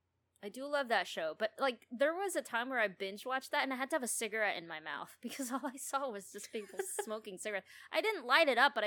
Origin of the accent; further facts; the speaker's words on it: Philippines; moved away; I grew up in the Philippines